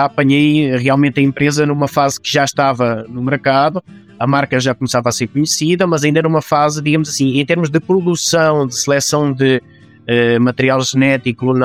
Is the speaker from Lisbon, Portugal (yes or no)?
no; Fátima, Santarém District, Portugal; Eu sou de Fátima, de Portugal.